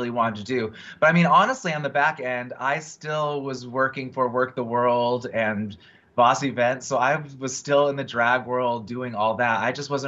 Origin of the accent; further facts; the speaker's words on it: Riverside, California, United States; moved away as an adult; also born or lived in Orange County, California / London; I was born and raised in California, in Riverside, California, the Inland Empire.